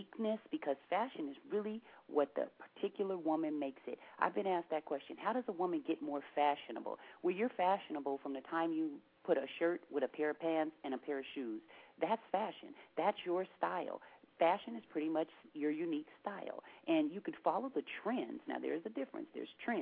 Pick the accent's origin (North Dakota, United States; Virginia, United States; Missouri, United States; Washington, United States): Washington, United States; Seattle